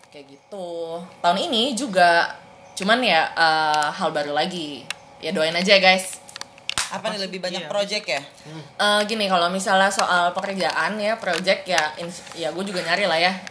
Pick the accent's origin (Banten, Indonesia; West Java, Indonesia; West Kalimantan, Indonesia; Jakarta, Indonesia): West Java, Indonesia; Bogor; Aku orang Bogor